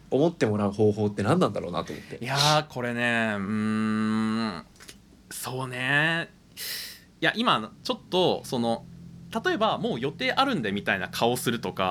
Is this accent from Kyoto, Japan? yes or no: no; Nagoya, Aichi, Japan; born or raised there; moved away